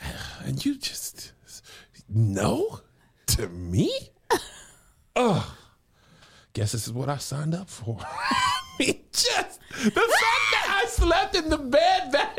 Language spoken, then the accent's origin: English; the South, United States; We're from the South.